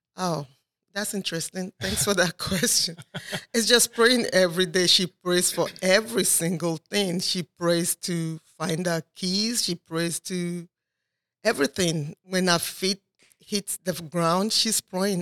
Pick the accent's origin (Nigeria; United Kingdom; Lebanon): Nigeria; moved away; I'm originally from Nigeria, but I've lived here for thirty-four years